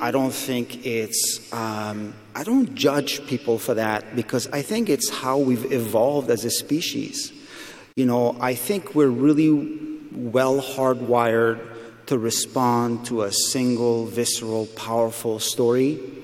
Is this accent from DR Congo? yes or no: no; Afghanistan; moved away; I'm from Afghanistan